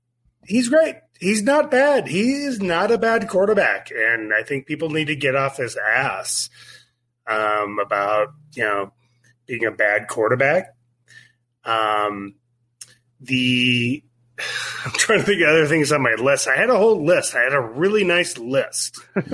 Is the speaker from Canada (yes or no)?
no; Kansas City, Missouri, United States; I grew up in Kansas City.